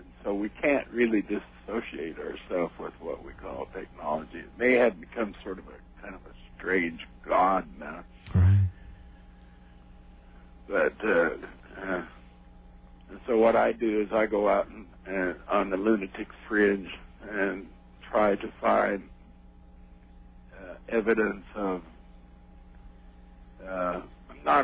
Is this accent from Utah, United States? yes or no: yes; Salt Lake City, Utah, United States; I was born and raised in Salt Lake City, Utah